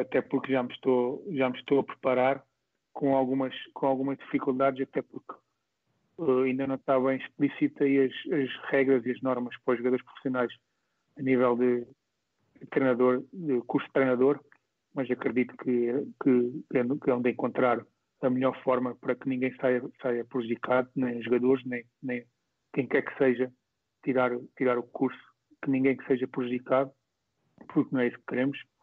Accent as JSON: {"language": "Portuguese", "town": "Moita", "region": "Setúbal", "country": "Portugal", "tie": "born or raised there", "said": "foi onde eu cresci, foi onde eu comecei"}